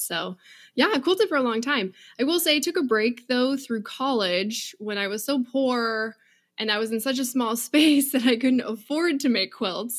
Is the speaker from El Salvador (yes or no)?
no; Seattle, Washington, United States; I grew up in Seattle, um, right at the base